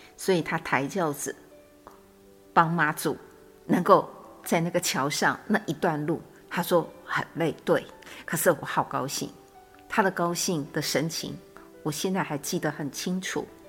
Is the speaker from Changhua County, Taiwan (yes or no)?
yes; Changhua, Changhua County, Taiwan; 当时是住在彰化，也是我的故乡